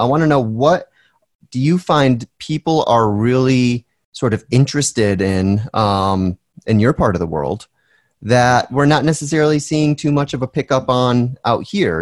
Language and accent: English; Northeast of America, United States; I was born in the Northeast of America as opposed to the Southeast or the Southwest